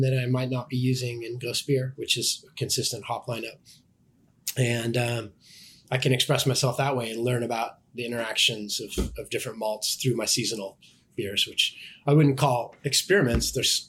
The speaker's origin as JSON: {"language": "English", "region": "West Coast", "country": "United States", "said": "And then I also blended a West Coast strain because I'm from the West Coast"}